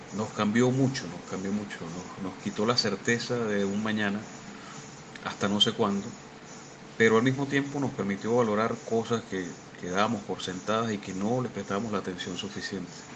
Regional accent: Venezuela; now in Argentina; soy venezolano, actualmente resido en Argentina

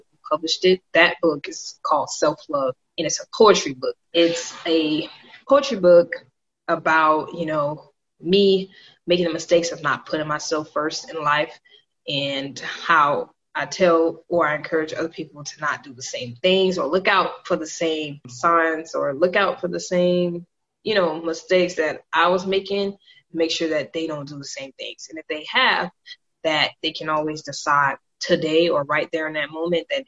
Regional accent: Miami, Florida, United States; moved away as an adult; now in Fort Bragg, United States; I'm from Miami, Florida, originally

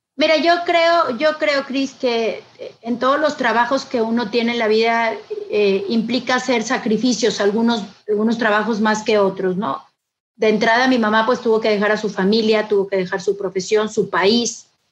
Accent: Monterrey, Nuevo León, Mexico; soy de aquí de, Monterrey, Nuevo León. Em, nazco aquí porque mi papá em, era jugador de fútbol.

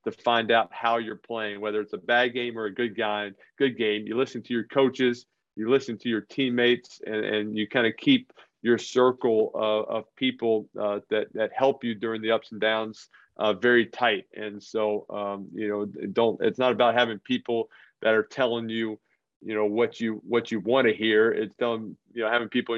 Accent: New Orleans, Louisiana, United States; moved away as an adult; also born or lived in Northeast US; now in Northeast, United States; I grew up in New Orleans, not a whole lot of hockey going on

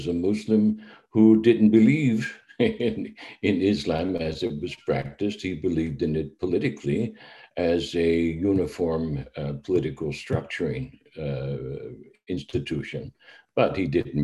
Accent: United States; moved away; myself as an American

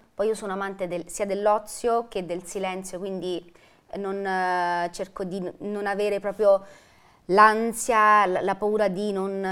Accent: Velletri, Lazio, Italy; sono di Velletri, della provincia di Roma.

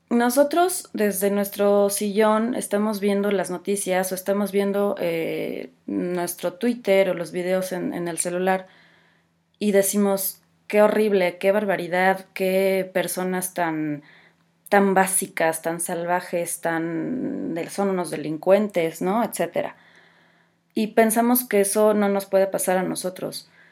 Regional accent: Mexico; soy mexicana

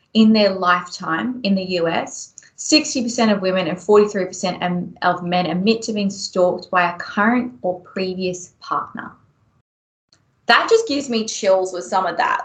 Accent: Melbourne, Victoria, Australia; moved away as an adult; now in Brisbane, Australia; I grew up in Melbourne

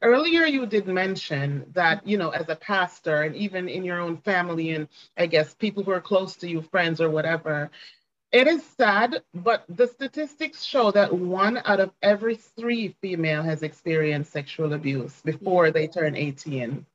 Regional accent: Ocho Rios, Saint Ann, Jamaica; I was born and raised in Jamaica, um, raised in Ocho Rios, Jamaica, in fact

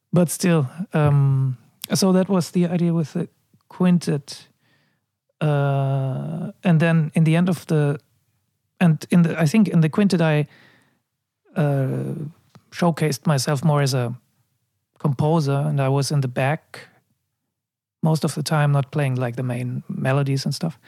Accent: Munich, Bavaria, Germany; moved away as an adult; also born or lived in Amsterdam / China; I was born in Munich and I moved to Amsterdam when I was 19

